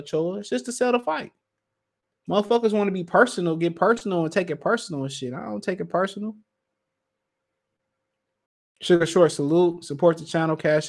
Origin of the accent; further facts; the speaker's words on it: Detroit, Michigan, United States; also born or lived in Montgomery; I'm from Detroit.